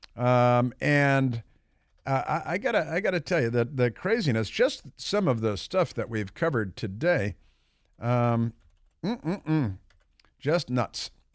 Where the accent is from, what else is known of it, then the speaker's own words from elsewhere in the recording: Chicago, Illinois, United States; growing up in Chicago, I used to see my neighbors receiving shipments from Omaha Steaks